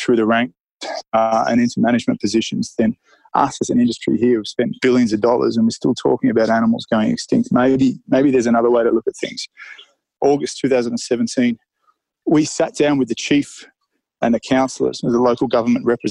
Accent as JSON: {"language": "English", "country": "Australia", "said": "I'm an Aussie"}